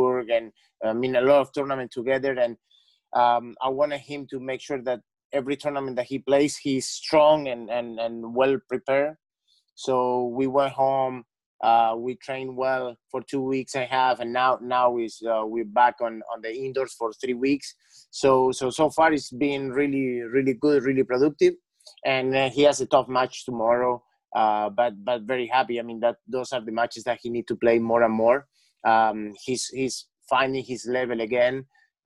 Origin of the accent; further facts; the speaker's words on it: Venado Tuerto, Santa Fe, Argentina; English is a second language; moved away; I'm from Argentina, born in 1975.